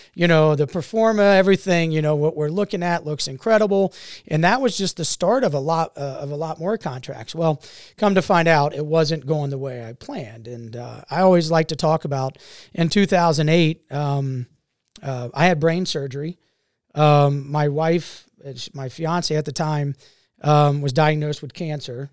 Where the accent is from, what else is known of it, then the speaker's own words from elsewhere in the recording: Mason, Ohio, United States; also born or lived in Tampa, Florida / Grafenwöhr, Germany / Sumter, South Carolina; been in Cincinnati since nineteen eighty. So this is home. This is, uh, and I've actually been in, in Mason, Ohio since nineteen eighty.